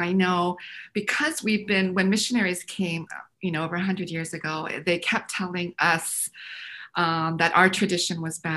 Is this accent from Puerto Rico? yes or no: no; Canada; now in United States; I grew up in Canada